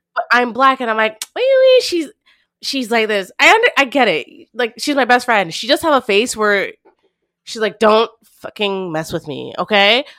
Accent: Montreal, Quebec, Canada; Growing up in the West Island

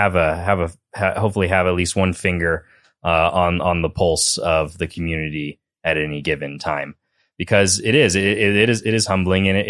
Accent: Hamilton, Montana, United States; also born or lived in Missoula; my hometown in the Bitterroot in Hamilton

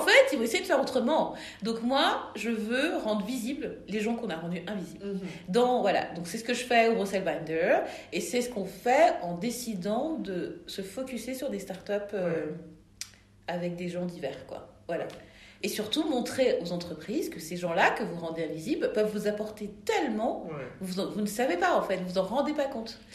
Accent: France; je suis née en France, donc je, me considère européenne et je suis black

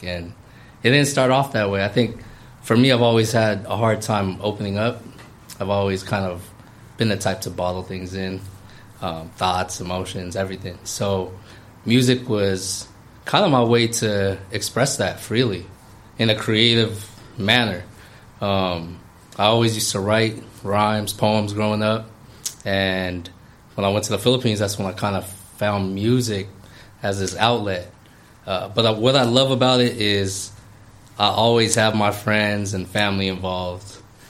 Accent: California, United States; because I was born in the Bay, primarily raised out here.

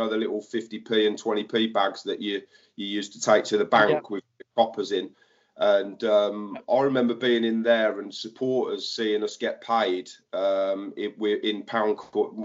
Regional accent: Northampton, East Midlands, United Kingdom; I grew up in Kingsthorpe. I went to Kingsthorpe Upper School.

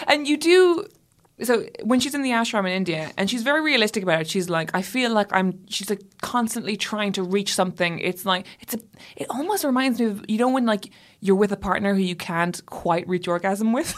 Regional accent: Ireland; I grew up Catholic and in Ireland

